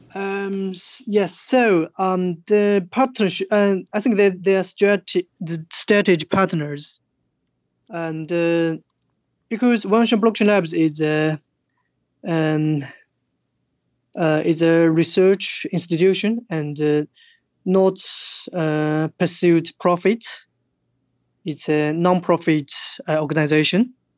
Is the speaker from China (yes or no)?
yes; China; English is a second language; moved away as an adult; also born or lived in Tokyo, Japan; I was born in China